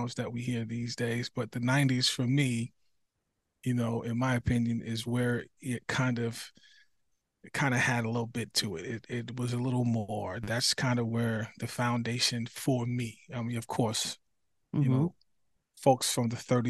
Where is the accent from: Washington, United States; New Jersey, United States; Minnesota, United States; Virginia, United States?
New Jersey, United States; moved away as an adult; now in South Carolina, United States; I'm originally from New Jersey